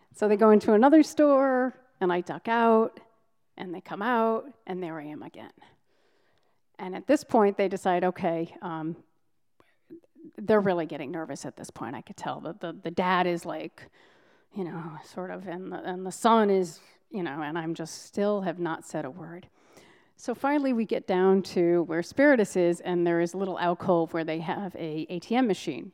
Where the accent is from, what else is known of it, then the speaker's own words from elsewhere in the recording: Provincetown, Massachusetts, United States; Provincetown, my hometown